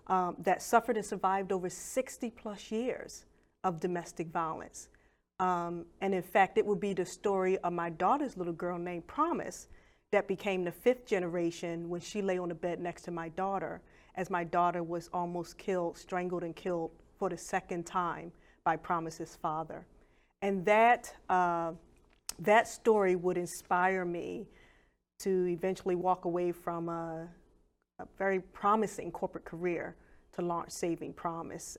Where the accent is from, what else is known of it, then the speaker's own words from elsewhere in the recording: Philadelphia, Pennsylvania, United States; I grew up in Wilson Park Projects in Philadelphia